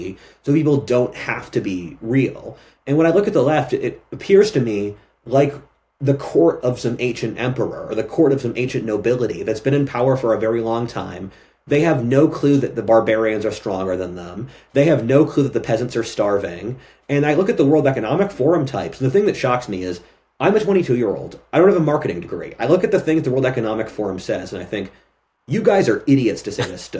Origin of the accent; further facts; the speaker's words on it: Philadelphia, Pennsylvania, United States; I'm from Philadelphia